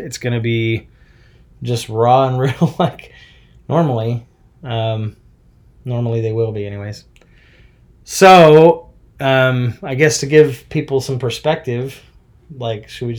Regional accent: Smithfield, Utah, United States; I grew up in Smithfield, pretty much Logan, Cache Valley area.

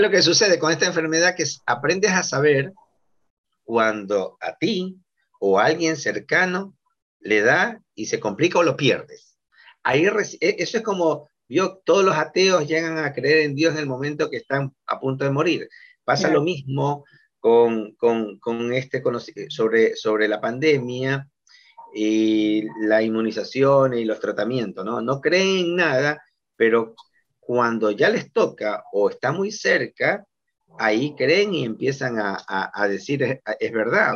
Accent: Guayaquil, Guayas, Ecuador; nosotros como guayaquileños

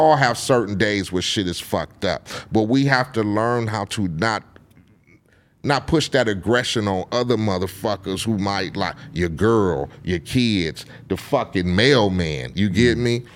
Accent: Compton, California, United States; I grew up in Compton

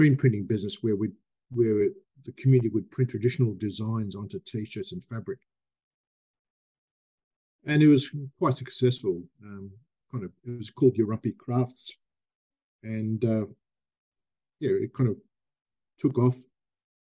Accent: Australia; when I was growing up in Australia

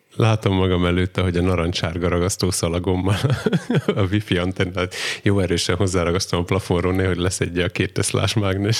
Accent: Csallóköz, Trnava Region, Slovakia; csalóközi származású vagyok

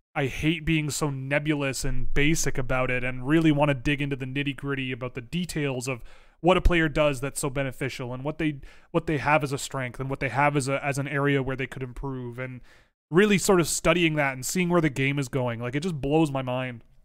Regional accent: Toronto, Ontario, Canada; a person born and raised in Toronto

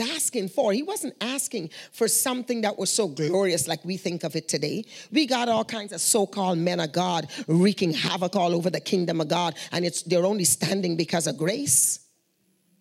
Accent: Guyana; moved away; We are from Guyana

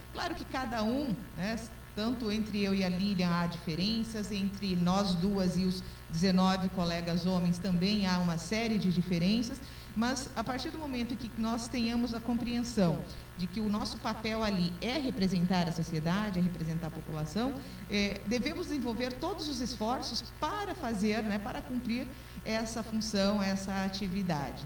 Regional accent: Campina da Lagoa, Paraná, Brazil; also born or lived in Diamante do Oeste; now in Cascavel, Brazil; eu sou natural de Campina da Lagoa, próximo daqui também

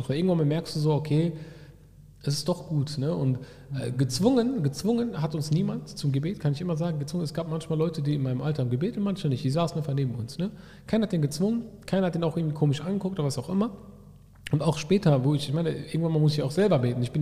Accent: Bochum, North Rhine-Westphalia, Germany; ich bin in Bochum groß, sondern schon wirklich in der Moschee groß geworden

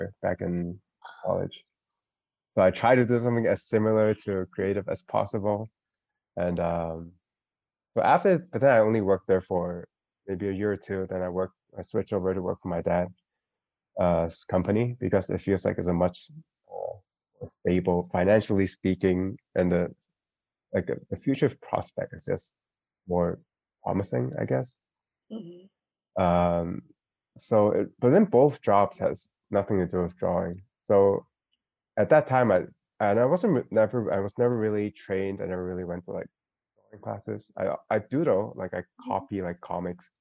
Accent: Hong Kong; I'm from Hong Kong

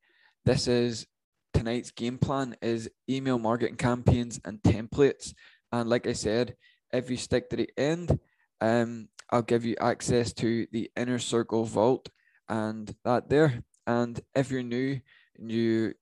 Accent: Northern Ireland, United Kingdom; I'm from Northern Ireland

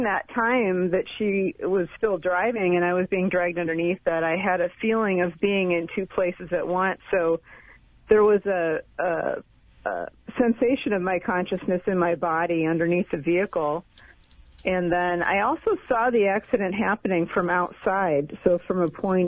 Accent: Colorado, United States; my hometown in Colorado

